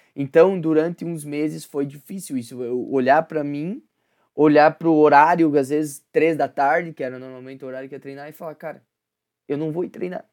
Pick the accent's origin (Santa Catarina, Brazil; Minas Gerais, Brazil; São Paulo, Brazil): Santa Catarina, Brazil; Concórdia; moved away; Quando eu vou para Concórdia, que é minha cidade natal, que minha família tá lá